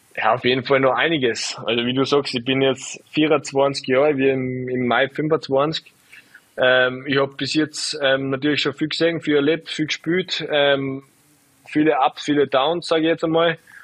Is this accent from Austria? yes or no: yes; Salzburg, Austria; ich bin ja einfach von Salzburg